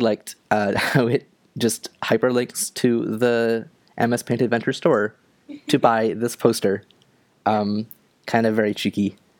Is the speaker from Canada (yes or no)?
yes; Ontario, Canada; now in Nova Scotia, Canada; I am from Canada. I am from uh, Ontario, although right now I'm living in Nova Scotia